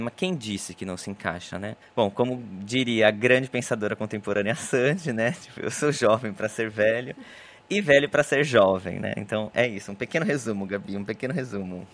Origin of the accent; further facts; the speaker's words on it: Brazil; moved away as an adult; also born or lived in Italy / Ireland; now in Paris, France; saí do Brasil, o marido, cachorro, mala e cuia